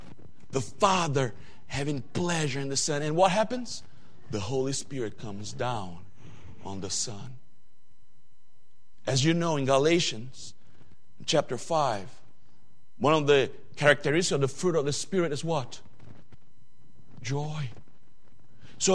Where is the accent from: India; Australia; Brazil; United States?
Brazil; English is a second language; When I come here from Brazil, we don't have that kind of seasons that you guys have here.